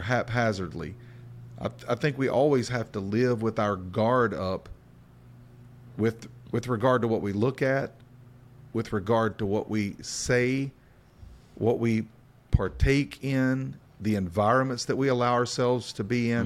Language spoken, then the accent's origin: English; Appalachian Bible Belt, the South, United States; We come from an Appalachian influenced Bible Belt perspective.